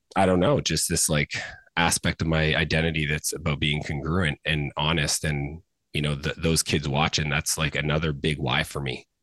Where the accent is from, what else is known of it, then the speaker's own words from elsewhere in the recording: Canada; I grew up in Canada.